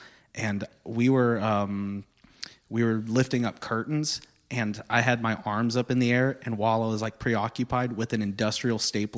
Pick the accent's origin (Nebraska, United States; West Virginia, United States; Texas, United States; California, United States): Texas, United States; Corpus Christi; So I'm from Corpus, you know that pretty well